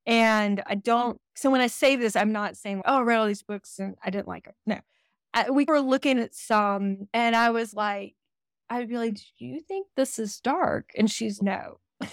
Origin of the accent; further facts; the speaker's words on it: the South, United States; And we're from the South